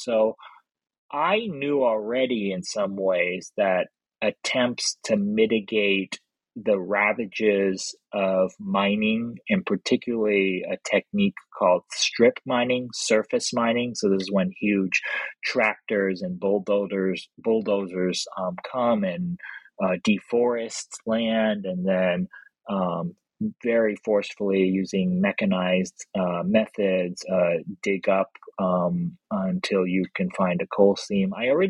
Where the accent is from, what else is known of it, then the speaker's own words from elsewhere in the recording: Los Angeles, California, United States; like I said, I grew up in Los Angeles